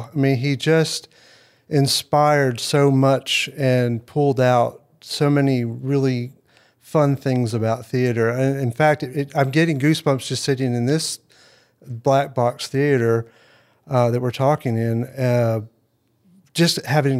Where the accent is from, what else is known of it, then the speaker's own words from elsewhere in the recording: Jackson, Tennessee, United States; I was born in Jackson, Tennessee. I was a Navy brat, so I was born here. We lived here for a little while, and then my dad being in the Navy, we had to move around.